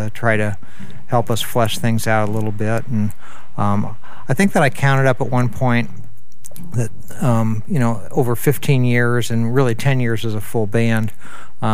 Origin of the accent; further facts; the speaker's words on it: Northeast Indiana, United States; now in Minneapolis, United States; Growing up in Northeast Indiana, I spent a lot of time, summers and harvest seasons, on my grandparents' farm